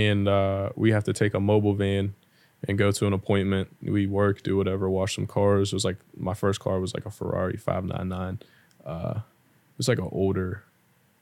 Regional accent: Greensburg, Pennsylvania, United States; also born or lived in Florida; growing up in Greensburg, you don't hear no type of accents, no, like, all you hear is English, you know, white, black, Italian, and that's really all you see in Pennsylvania, in Greensburg at least.

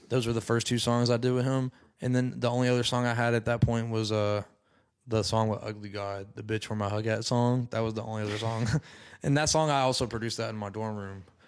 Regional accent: Decatur, Alabama, United States; moved away as an adult; I'm originally from Decatur

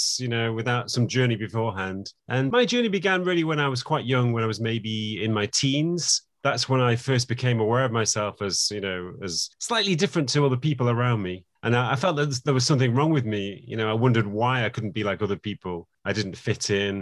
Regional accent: England, United Kingdom; I was born in England

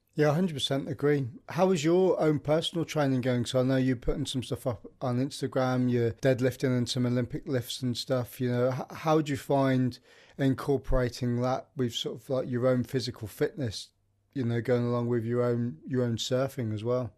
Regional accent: Midlands, United Kingdom; moved away; I'm from the Midlands originally

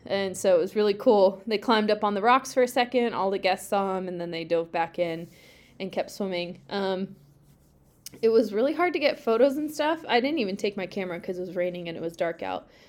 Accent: Pacific Northwest, United States; I grew up in the Pacific Northwest

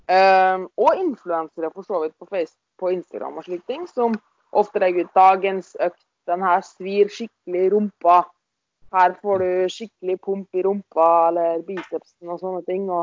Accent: Møre og Romsdal, Norway; accent: Romsdal dialect; nå blir det mye, mye romsdalingsdialekt.

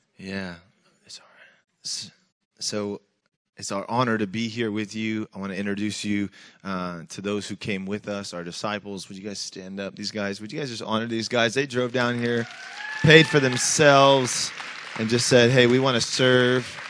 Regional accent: Tacoma, Washington, United States; I grew up in Tacoma, Washington, middle child of eleven

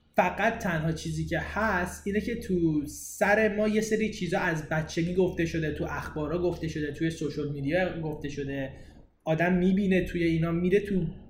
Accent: Iran; now in Canada; ایرانیم ایران در دید من چیه همون جایی که بزرگ شدم

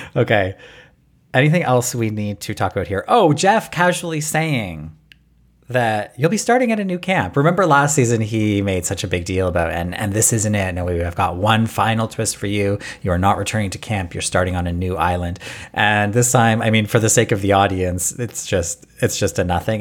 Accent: Canada; us Canadians

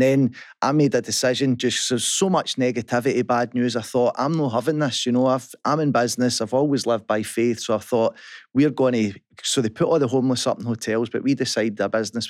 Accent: Kirkintilloch, Scotland, United Kingdom; I was brought up in Kirkentalik

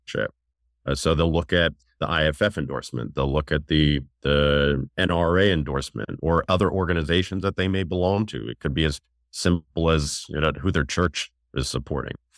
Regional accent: New York, United States; moved away as an adult; now in Maryland, United States; I'm from New York, and uh, I left New York to uh, come to the area, go to the University of Maryland to go to college

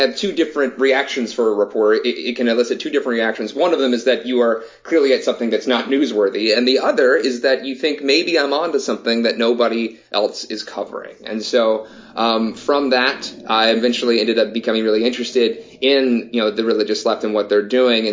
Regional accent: the Southeast, United States; growing up in the Southeast, ever since I was born

